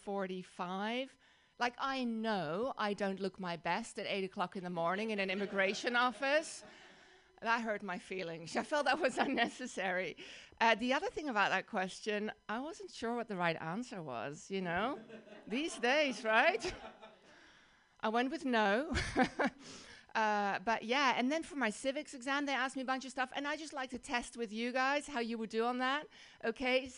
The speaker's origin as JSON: {"language": "English", "country": "Netherlands", "tie": "born or raised there", "accent": "Dutch", "second_language": "English", "moved": "as an adult", "lives_now": "United States", "said": "I grew up in the Netherlands, in Holland"}